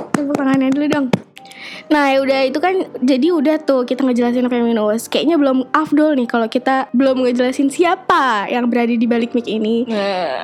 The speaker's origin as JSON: {"language": "Indonesian", "region": "Jakarta", "country": "Indonesia", "moved": "as an adult", "lives_now": "Sudan", "said": "gue dari Jakarta"}